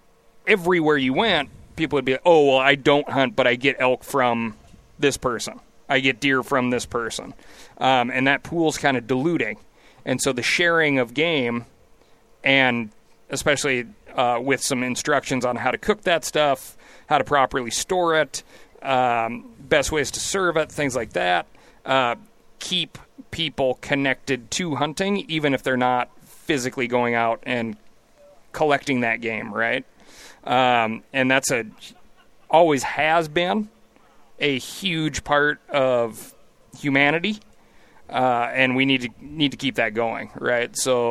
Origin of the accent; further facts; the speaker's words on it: Montana, United States; always call it Bozangeles these days because it's just, like, an exploding, crazy rate of growth for my home state.